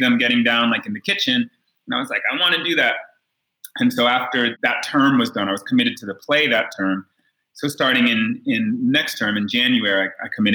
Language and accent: English; White Plains, New York, United States; also born or lived in Bay Area, California; now in Nairobi, Kenya; I was born in White Plains, New York, suburbs of the city, grew up in that area